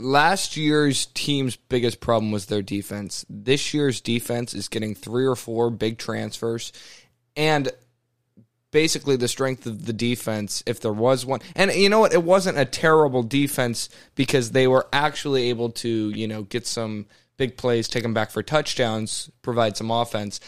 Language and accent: English; Texas, United States; I was born in Texas